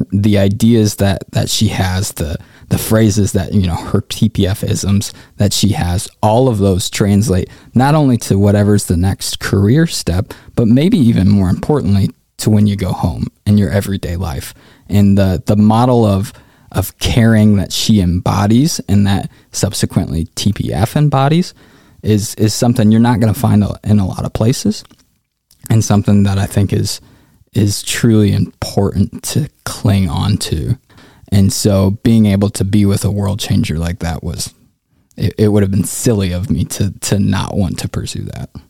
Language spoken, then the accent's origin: English; Indianapolis, Indiana, United States; also born or lived in Africa; I'm originally from Indianapolis, born and raised